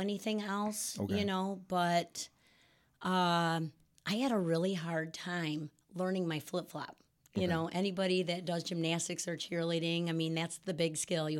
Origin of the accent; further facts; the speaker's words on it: Rockford, Illinois, United States; Yes, I was born and raised in Rockford.